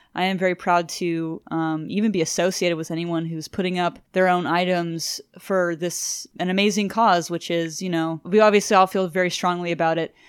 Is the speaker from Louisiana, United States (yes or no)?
yes; Cajun, Louisiana, United States; I'm Cajun